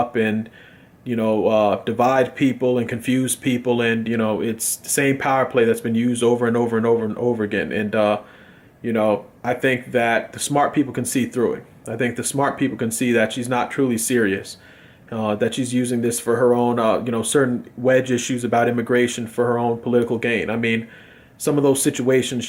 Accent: United States; I'm a Democrat from America

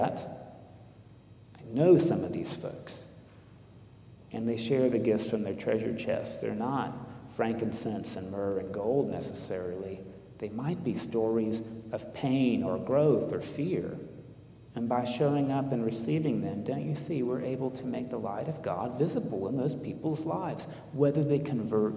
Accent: United States; as an American

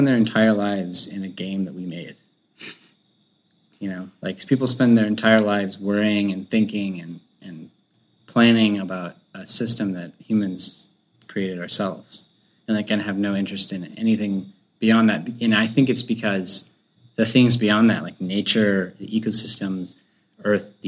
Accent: North Florida, United States; I'm from North Florida, which is, like, basically Georgia

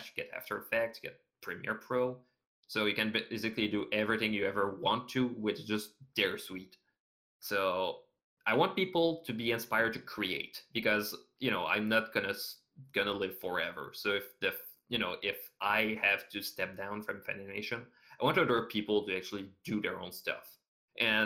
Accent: Canada; I'm Canadian

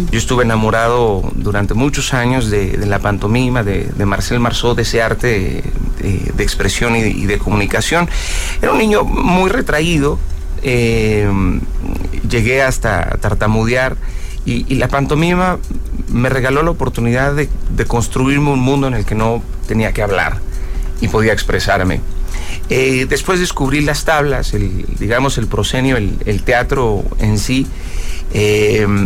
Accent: Mexico

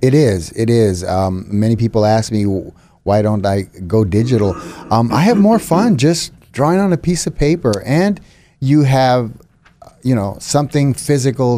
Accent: San Antonio, Texas, United States; moved away as an adult; now in Fort Worth, United States; born and raised in San Antonio. Now, as of June, I live in Fort Worth.

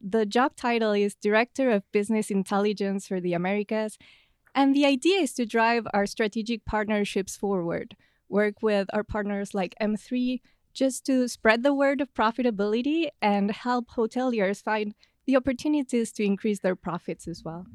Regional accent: Buenos Aires, Argentina; moved away as an adult; now in United States; I'm originally from Buenos Aires in Argentina, and I came to the U S at the end of twenty seventeen.

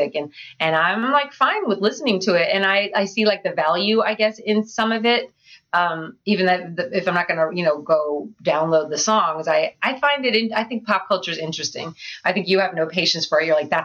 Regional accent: Boston area, Massachusetts, United States; moved away as an adult; now in Philadelphia, United States; I grew up in the Boston area, a little bit north of Boston, and I came to Philly actually to go

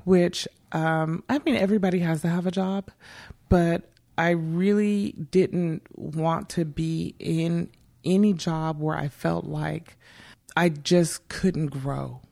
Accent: Bakersfield, California, United States; I grew up here in Bakersfield.

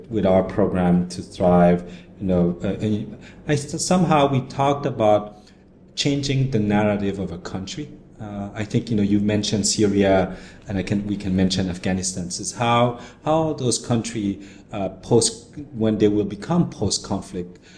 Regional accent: Cambodia; moved away; also born or lived in Canada; we are Cambodian who had been abroad, and I, have been in Canada, and I was born in Cambodia

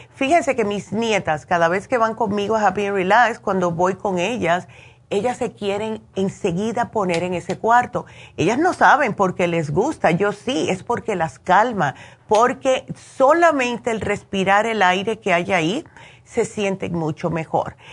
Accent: Cuba; siendo buena cubana

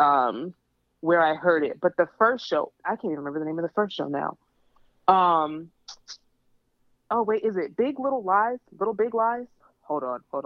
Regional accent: New York City, New York, United States; I'm from the Bronx

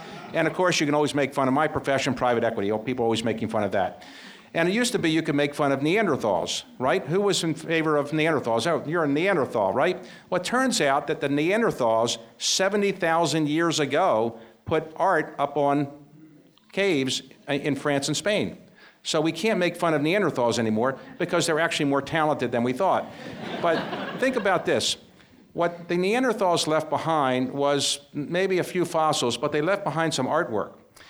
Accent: Baltimore, Maryland, United States; I came from, like many people here, probably very modest financial circumstances. I grew up in Baltimore, and my parents were blue-collar workers.

